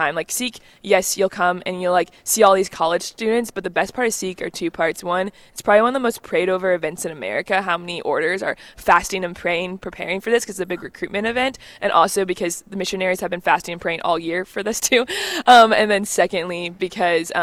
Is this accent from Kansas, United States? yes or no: yes; Kansas, United States; also born or lived in Rapid City, South Dakota; I'm a Kansan, I'm from the Midwest, I didn't grow up on a farm